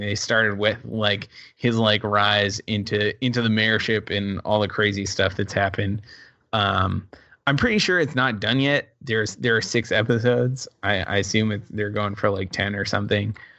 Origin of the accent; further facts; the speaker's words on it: Rhode Island, United States; I'm from Rhode Island